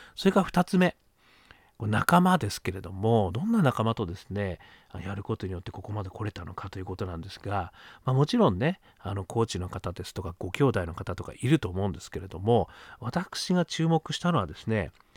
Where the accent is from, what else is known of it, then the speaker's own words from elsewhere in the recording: Sapporo, Hokkaido, Japan; 北海道、ね、札幌で育ちました